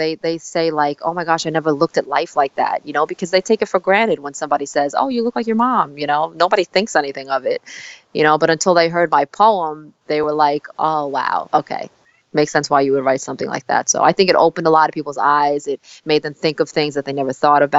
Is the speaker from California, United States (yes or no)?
no; New York City, New York, United States; also born or lived in South Korea; I came to, Staten Island, New York when I was 4 months old.